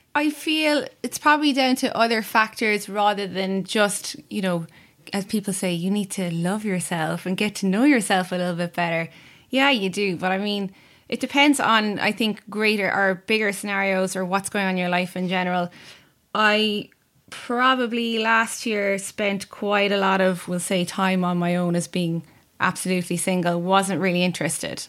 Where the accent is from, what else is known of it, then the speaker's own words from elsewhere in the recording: Cork, Munster, Ireland; I'm also from Cork